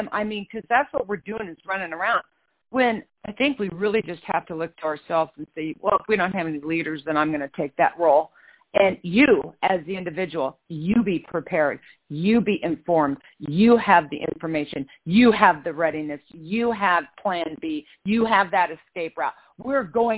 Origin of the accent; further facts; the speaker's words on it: Kansas, United States; now in California, United States; growing up in Kansas